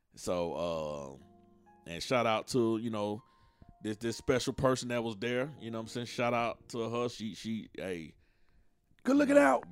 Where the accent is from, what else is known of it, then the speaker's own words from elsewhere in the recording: Atlanta, Georgia, United States; I'm from Atlanta, and you know down here in the South, we always had a family vibe.